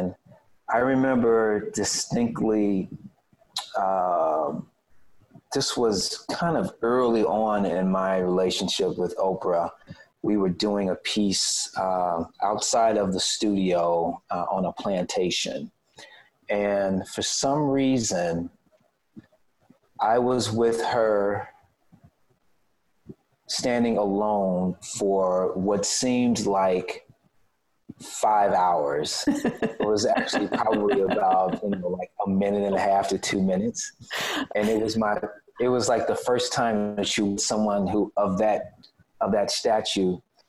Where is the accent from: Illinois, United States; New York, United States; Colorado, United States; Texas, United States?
Illinois, United States; Chicago; We would probably be considered to be kind of middle income family growing up on the South Side of Chicago